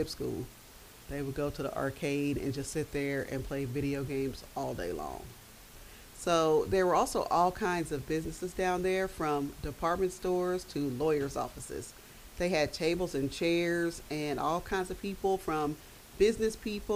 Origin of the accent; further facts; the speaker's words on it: Dayton, Ohio, United States; I am from Dayton, Ohio. I was born and raised here